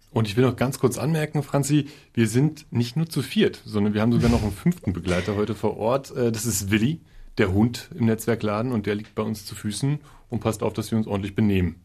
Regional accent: Berlin, Germany; ich als Berliner

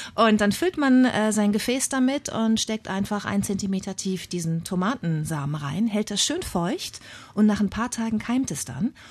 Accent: Bad Lippspringe, North Rhine-Westphalia, Germany; accent: East Westphalian; moved away as an adult; also born or lived in Münster / Hamburg; ich bin äh, sehr ländlich aufgewachsen in Nordrhein-Westfalen, in Ostwestfalen am Teutoburger Wald

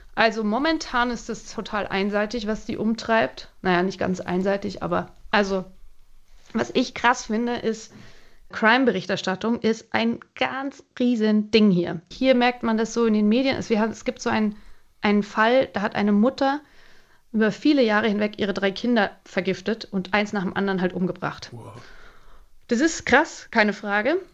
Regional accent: Germany; now in Greece; als Deutsche

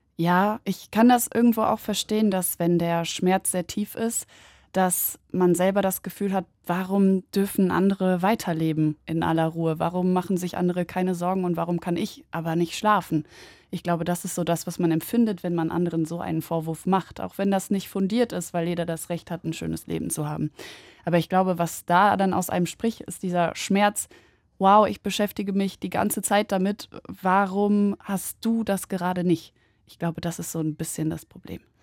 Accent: Germany; mein Vater ist äh, Palästinenser und äh, meine Mutter Polin, ich bin in Deutschland geboren

